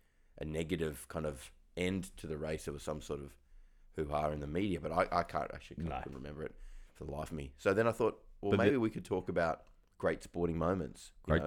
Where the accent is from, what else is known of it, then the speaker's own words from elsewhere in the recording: Australia; I remember it really clearly as being an amazing time as an Australian.